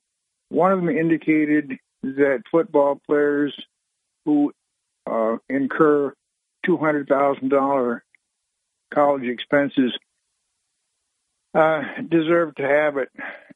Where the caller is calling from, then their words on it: Owego, New York, United States; … from Owego.